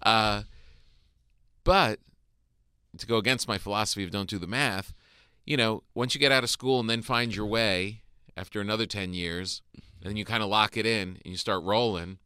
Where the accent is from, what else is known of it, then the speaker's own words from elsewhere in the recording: New Jersey, United States; moved away; my area where I grew up in North Jersey was what it was